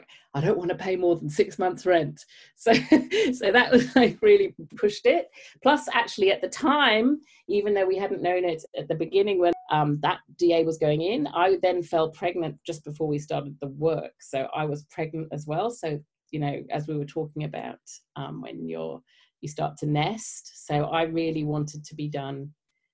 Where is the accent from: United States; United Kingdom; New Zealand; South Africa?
United Kingdom; moved away; as you may tell from my accent, I grew up in the UK